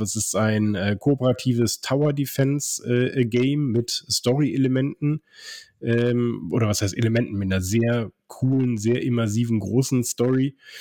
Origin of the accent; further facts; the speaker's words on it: Cologne, North Rhine-Westphalia, Germany; moved away; in meine Heimat, ins äh, die schönste Stadt Deutschlands, äh, ins wunderschöne Köln.